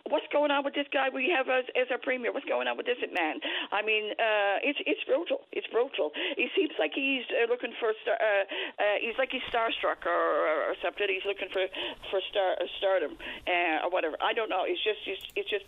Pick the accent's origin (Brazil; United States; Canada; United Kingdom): Canada; Newfoundland and Labrador; I'm almost ashamed to be a Newfoundlander